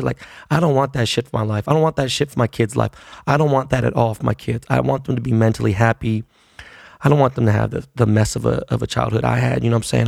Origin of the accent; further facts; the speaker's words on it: Los Angeles, California, United States; I grew up in Koreatown